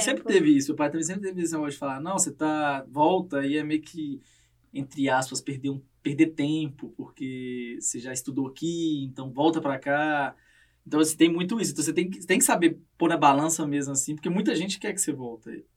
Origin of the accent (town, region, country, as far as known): Minas Gerais, Brazil; moved away as an adult; now in Canada